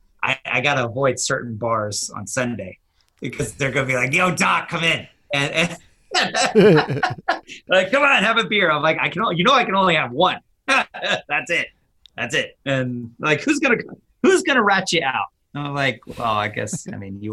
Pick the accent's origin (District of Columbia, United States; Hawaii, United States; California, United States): California, United States; Silicon Valley; I grew up in the Silicon Valley in California